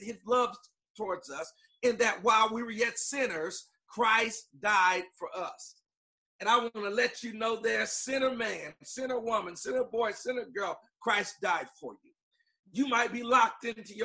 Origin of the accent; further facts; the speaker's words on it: Long Beach, California, United States; I'm from Long Beach, California